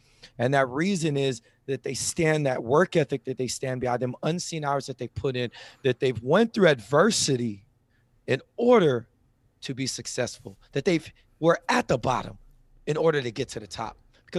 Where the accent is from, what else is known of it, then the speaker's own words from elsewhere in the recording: Jamaica; I'm a Jamaican. I got jobs.